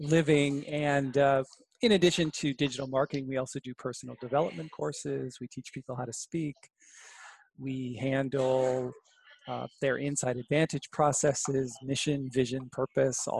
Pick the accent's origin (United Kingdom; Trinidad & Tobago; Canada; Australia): Canada; Brantford, Ontario; I grew up in Brantford, Ontario with Wayne Gretzky.